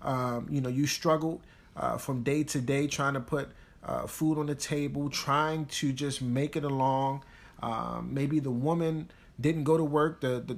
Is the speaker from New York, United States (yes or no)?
no; Baltimore, Maryland, United States; I mean, it's almost like growing up in Baltimore, you got this thing, right, where it's the city and the county.